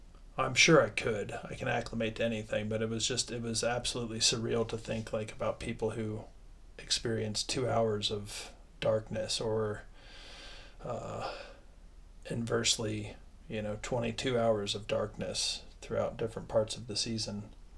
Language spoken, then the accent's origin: English; Midwest, United States; Most of my life being an American raised in the Midwest in the 80s and 90s